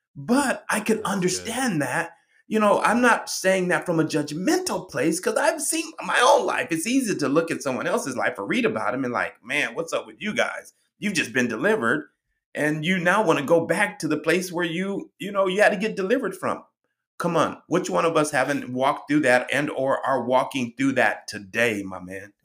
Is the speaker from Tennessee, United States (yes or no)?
no; Colorado, United States; moved away; I'm originally from Colorado and we're known for our heavy snow, blizzards